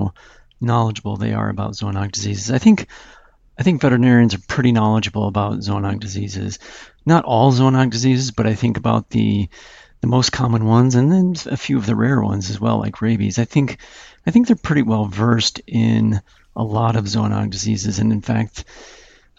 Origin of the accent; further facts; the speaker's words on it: Utah, United States; moved away as an adult; also born or lived in Colorado / Tucson, Arizona; I was from Utah